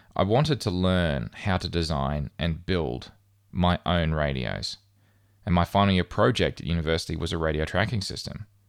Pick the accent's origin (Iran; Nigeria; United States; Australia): Australia; moved away as an adult; I would return home to Australia